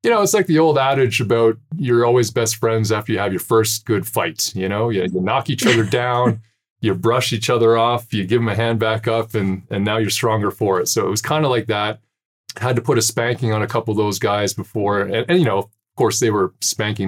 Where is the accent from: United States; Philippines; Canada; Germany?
Canada; I am another Canadian dude